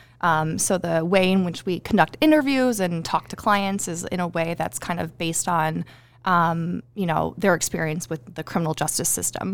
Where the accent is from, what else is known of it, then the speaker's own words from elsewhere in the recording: Fairport, New York, United States; also born or lived in Buffalo, New York; now in Connecticut, United States; I am from Fairport